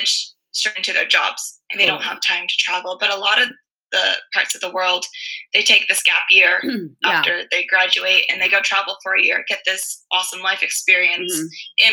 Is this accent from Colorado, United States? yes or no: no; California, United States; moved away as an adult; also born or lived in Queensland, Australia; now in New South Wales, Australia; I'm from California